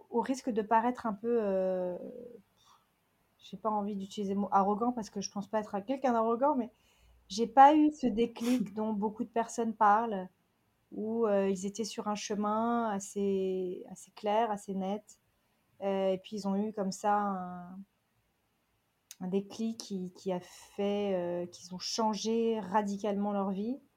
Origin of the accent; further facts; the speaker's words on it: Toronto, Ontario, Canada; also born or lived in Calgary / New York / London; je suis franco-canadienne de Toronto. J'ai fait mes études à Calgary et euh, je suis new-yorkaise, euh, j'ai été new-yorkaise à plein temps, pendant plus d'une dizaine d'années